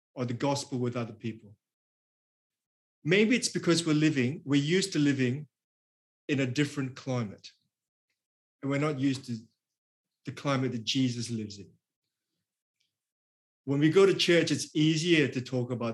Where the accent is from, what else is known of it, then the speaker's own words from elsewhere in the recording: Singapore; now in Australia; I'm from Singapore, but I've lived in Australia for many, many years